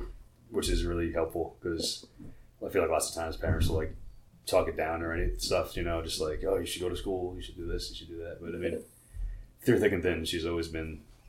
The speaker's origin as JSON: {"language": "English", "region": "New York", "country": "United States", "moved": "as an adult", "lives_now": "Baltimore, United States", "said": "I'm originally from New York, actually. I moved here about 6 years ago."}